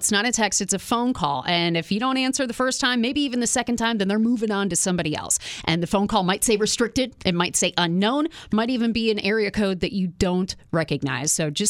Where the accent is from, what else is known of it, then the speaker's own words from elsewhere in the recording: Joliet, Illinois, United States; we're both from Joliet, Illinois.